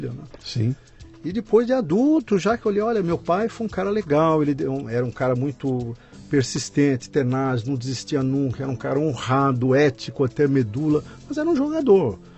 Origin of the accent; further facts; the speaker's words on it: Presidente Venceslau, São Paulo, Brazil; accent: caipira; moved away; also born or lived in São Carlos; E me criei em Presidente Venceslau.